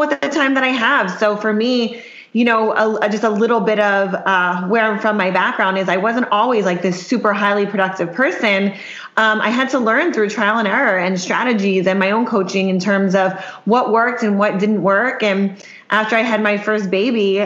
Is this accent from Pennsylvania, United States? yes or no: yes; Worcester, Pennsylvania, United States; now in Miami, United States; I'm actually from Pennsylvania. So a small town called Worcester, Pennsylvania